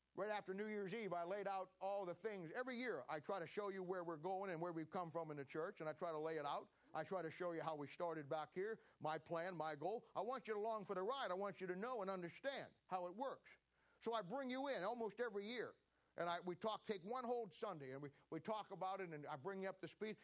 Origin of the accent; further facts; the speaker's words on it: Ohio, United States; moved away as an adult; now in Kansas City, United States; I was born and raised in Ohio